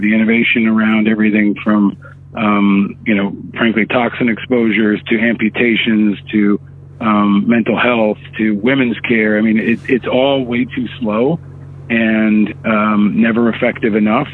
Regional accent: Upstate New York, United States; born or raised there; also born or lived in Manhattan, New York

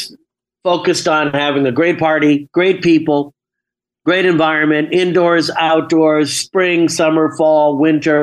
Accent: Mount Kisco, New York, United States; moved away as an adult; also born or lived in Briarcliff Manor, New York / Malibu, California / France; now in Santa Monica, United States; I was born in New York, a little town called Mount Kisco

